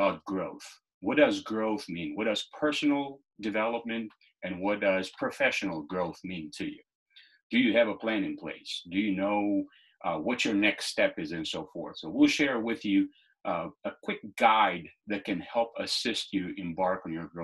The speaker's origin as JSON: {"language": "English", "town": "Lushnjë", "region": "Fier County", "country": "Albania", "tie": "born or raised there", "moved": "yes", "lives_now": "United States", "said": "I was born and raised in Lushnja, Albania"}